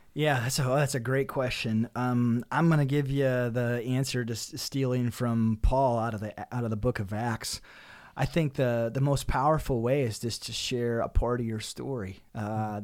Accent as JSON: {"language": "English", "region": "Northeast South Dakota", "country": "United States", "tie": "born or raised there", "said": "I'm originally from Northeast South Dakota"}